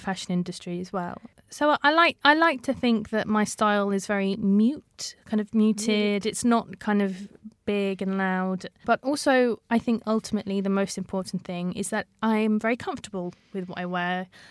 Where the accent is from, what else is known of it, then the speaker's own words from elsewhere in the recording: London, United Kingdom; I was born and raised in London, initially growing up in an area called Sipson, which is just outside of Heathrow Airport